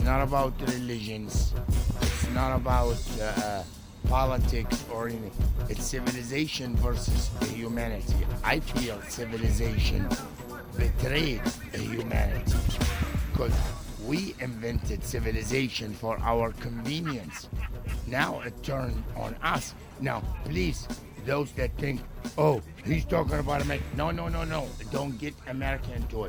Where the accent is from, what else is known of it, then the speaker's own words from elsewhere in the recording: Benghazi, Cyrenaica, Libya; moved away; I'm from Benghazi. And Benghazi, Libya, North Africa